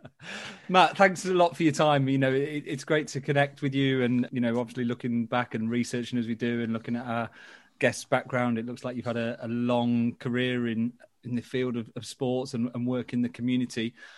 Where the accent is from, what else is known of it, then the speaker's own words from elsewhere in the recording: Newcastle upon Tyne, North East England, United Kingdom; accent: Geordie; my Geordie accent